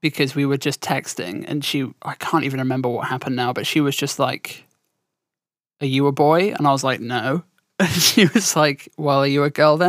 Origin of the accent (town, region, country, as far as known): southern England, United Kingdom; accent: southern; also born or lived in around London